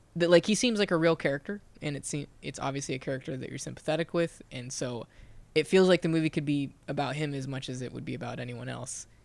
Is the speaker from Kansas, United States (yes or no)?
yes; Lawrence, Kansas, United States; I'm from Lawrence, Kansas